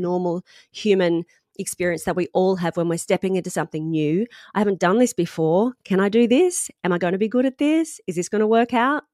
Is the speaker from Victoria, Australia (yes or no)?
no; Sunshine Coast, Queensland, Australia; moved away as an adult; now in London, United Kingdom; I'm from the Sunshine Coast